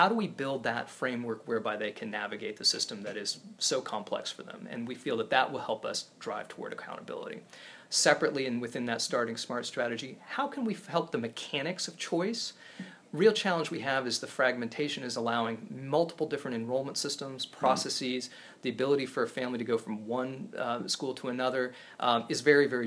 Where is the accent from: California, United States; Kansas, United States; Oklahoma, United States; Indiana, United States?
Kansas, United States; Topeka; also born or lived in East Coast; now in Kansas City, United States; I grew up in Topeka